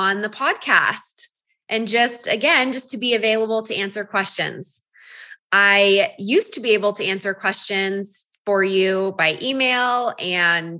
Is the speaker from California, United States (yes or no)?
yes; Half Moon Bay, California, United States; also born or lived in Utah; now in Draper, United States; I'm actually born and raised in Northern California, a little town called Half Moon Bay. That's where I grew up.